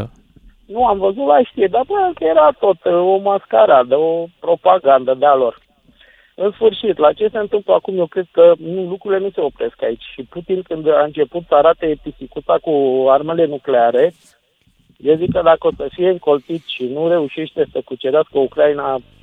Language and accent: Romanian; Romania